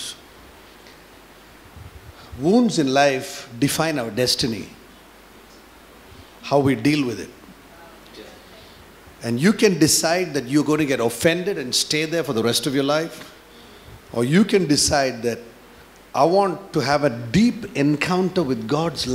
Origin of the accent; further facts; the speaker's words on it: India; moved away; now we come from India